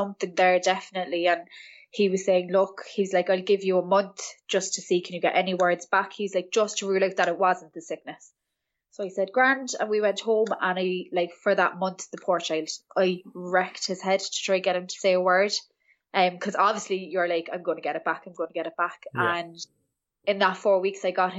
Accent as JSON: {"language": "English", "town": "Cork", "region": "Munster", "country": "Ireland", "said": "I am from Cork in Ireland"}